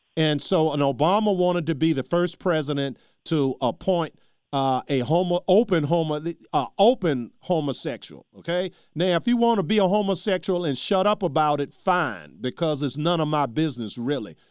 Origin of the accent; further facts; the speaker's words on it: Charles City, United States; my hometown, Charles City